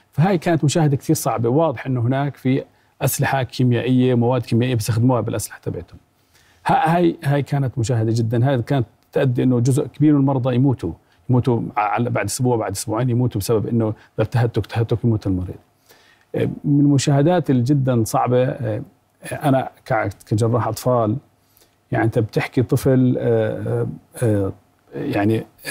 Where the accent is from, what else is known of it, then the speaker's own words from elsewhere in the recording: Jordan; احنا كاطباء اردنيين